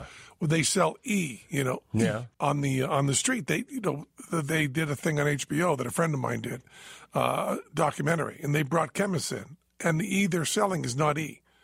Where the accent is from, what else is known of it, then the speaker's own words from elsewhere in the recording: New Jersey, United States; when I was growing up in Jersey, we used to go down to the gas station, Ducky Slattery Sinclair Station.